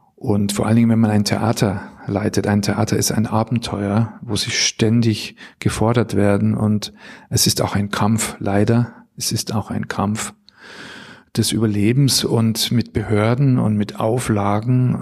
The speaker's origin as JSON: {"language": "German", "town": "Bad Tölz", "region": "Bavaria", "country": "Germany", "tie": "born or raised there", "also_born_or_lived": "St. Blasien, Black Forest", "moved": "as an adult", "lives_now": "Düsseldorf, Germany", "said": "Ich bin ursprünglich aus Bayern. Meine Heimat ist der Isarwinkel, Bad Tölz"}